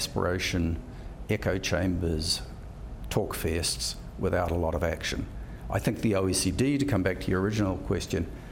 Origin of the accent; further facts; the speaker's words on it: New Zealand; I'm a New Zealander